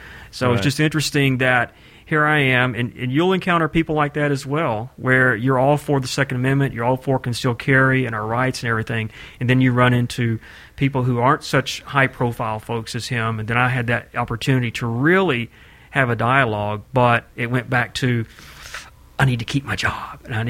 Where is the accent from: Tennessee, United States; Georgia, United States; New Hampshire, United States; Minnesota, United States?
Tennessee, United States; I'm from Tennessee.